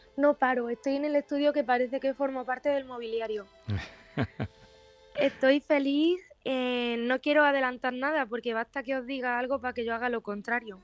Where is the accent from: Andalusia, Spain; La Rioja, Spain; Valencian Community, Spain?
Andalusia, Spain; Pozoblanco; mi pueblo es la raíz de, de todo, de mi arte, de mi inspiración.